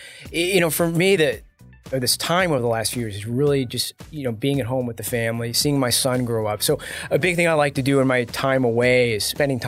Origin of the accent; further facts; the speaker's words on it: United States; my wife is Taiwanese and I'm an American.